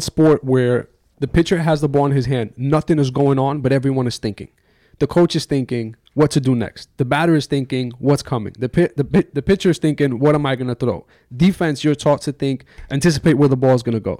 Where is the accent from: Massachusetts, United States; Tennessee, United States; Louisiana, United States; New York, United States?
New York, United States; New York wasn't really like a big hockey town